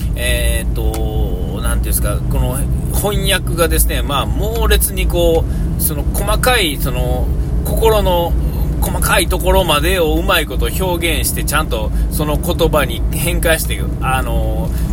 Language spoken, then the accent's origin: Japanese; Nara, Japan; moved away as an adult; now in Shiga, Japan; 京都と奈良がそれぞれ、嫁さんと僕の実家